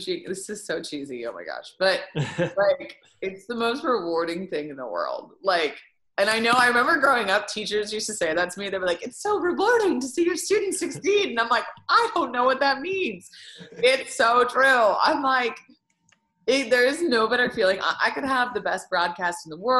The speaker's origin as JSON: {"language": "English", "town": "Bloomington", "region": "Indiana", "country": "United States", "said": "I'm from Bloomington"}